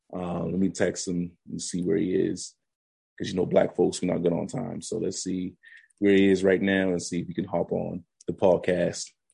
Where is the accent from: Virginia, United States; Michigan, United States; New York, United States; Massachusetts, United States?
Massachusetts, United States; Boston; I'm from the Bean and from Boston